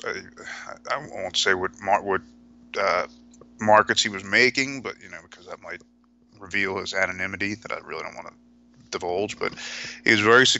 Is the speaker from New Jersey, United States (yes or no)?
yes; New Jersey, United States; Originally, it was growing up in New Jersey